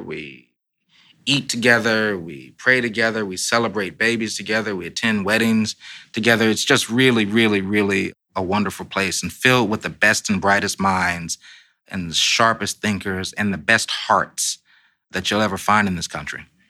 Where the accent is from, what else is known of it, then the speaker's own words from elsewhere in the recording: Los Angeles, California, United States; now in Washington, United States; I'm a Democrat from Los Angeles